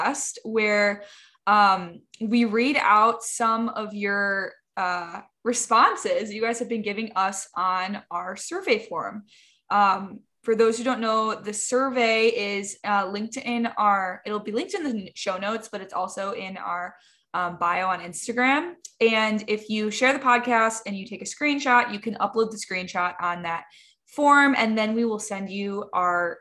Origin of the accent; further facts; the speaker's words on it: Midwest, United States; we're both from the Midwest